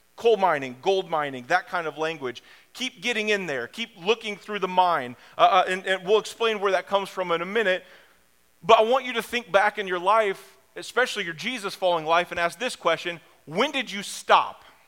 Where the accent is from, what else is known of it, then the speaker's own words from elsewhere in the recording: Springfield, United States; I grew up in Springfield.